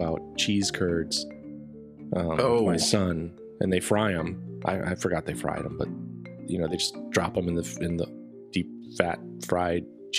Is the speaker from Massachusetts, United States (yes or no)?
no; Wisconsin, United States; moved away; I grew up in Wisconsin